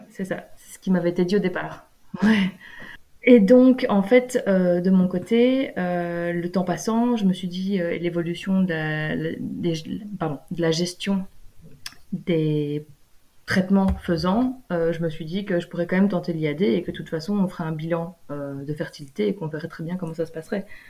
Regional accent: Belgium; moved away as an adult; en vivant en Belgique, en étant belge.

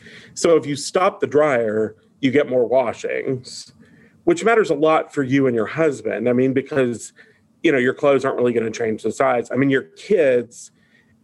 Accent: Eastern Kentucky, United States; I grew up in Eastern Kentucky

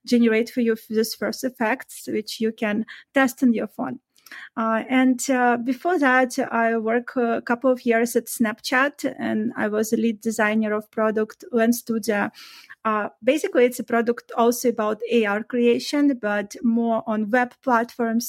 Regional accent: Belarus; moved away as an adult; I used to live before and work in my own country, like in Belarus. I'm originally from Eastern Europe

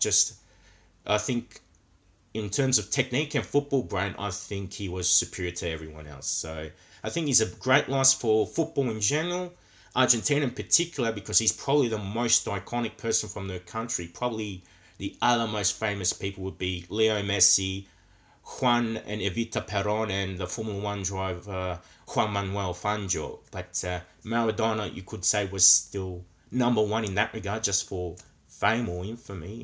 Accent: Australia; coming from Australia, where football is not the number one sport

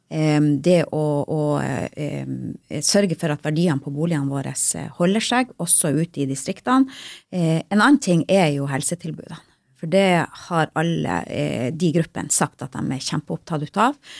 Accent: Lyngen, Troms, Norway; Jeg er jo sjøl fra Lyngen

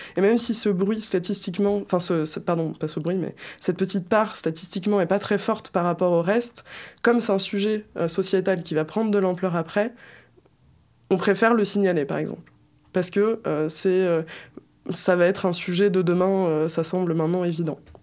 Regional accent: Isère, Auvergne-Rhône-Alpes, France; je viens euh, de l'Isère

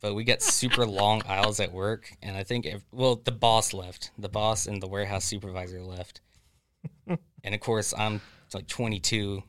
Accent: Florida, United States; Florida born and raised, uh, about forty-five minutes south of Leesburg

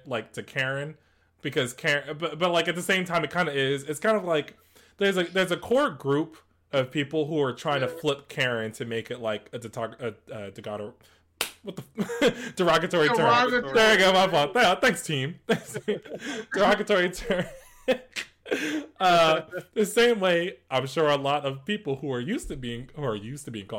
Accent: East Coast, United States; we're all from the East Coast

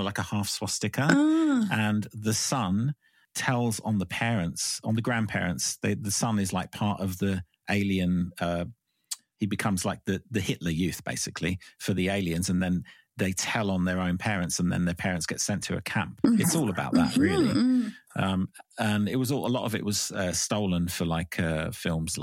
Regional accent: London, United Kingdom; moved away; I am from London

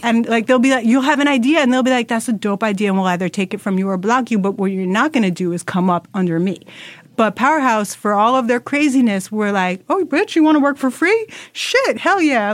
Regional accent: New York City, New York, United States; as a New Yorker

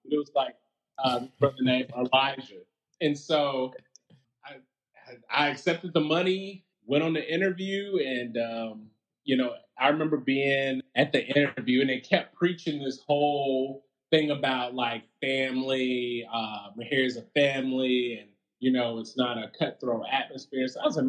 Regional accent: Huntsville, Alabama, United States; Huntsville, Alabama.

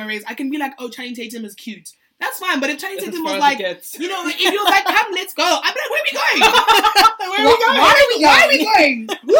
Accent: South Africa; I'm Sotho. You know, so I'm a South African woman first

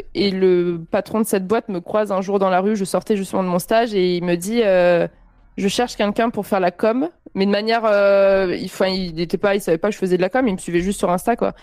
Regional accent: Avignon, Provence-Alpes-Côte d'Azur, France; moved away as an adult; also born or lived in Montpellier; now in Paris, France; je viens d'Avignon et j'ai fait 8 ans de, ans à Montpellier

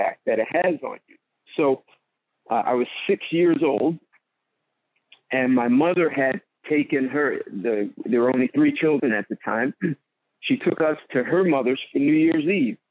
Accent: Marlboro, New Jersey, United States; I'm a Jersey boy, so I lived in a town called Marlboro, New Jersey

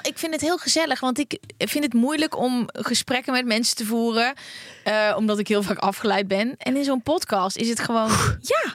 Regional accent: Netherlands; wij als Nederlanders

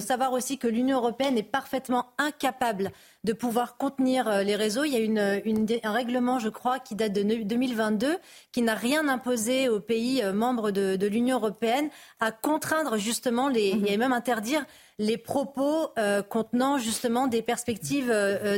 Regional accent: France; en tant que Français

